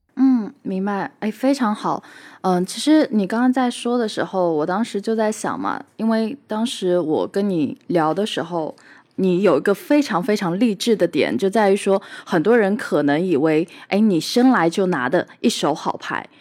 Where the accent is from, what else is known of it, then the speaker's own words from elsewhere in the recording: Hangzhou, Zhejiang, China; 我自己是出生在杭州，相对来说也是一个，呃，江南物资比较，就是富饶的地方